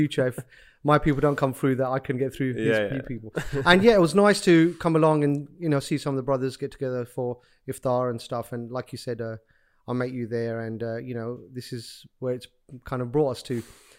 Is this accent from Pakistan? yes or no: yes; Pakistan; being Pakistani, I often use this kind of gesture of, you either need to be a good cricketer, or you know, you need to be a doctor, otherwise you failed as a Pakistani child.